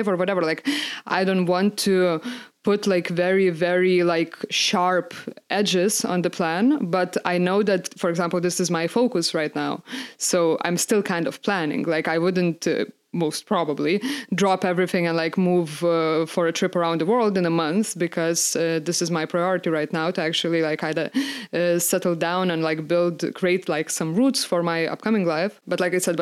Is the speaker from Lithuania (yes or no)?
yes; Lithuania; English is a second language; so I come from Lithuania